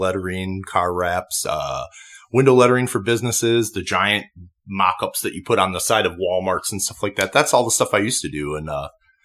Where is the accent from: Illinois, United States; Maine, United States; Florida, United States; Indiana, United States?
Illinois, United States; Chicagoland area, west of Chicago suburbs; moved away as an adult; now in Las Vegas, United States; I'm from the Chicagoland area, just west of Chicago in the suburbs.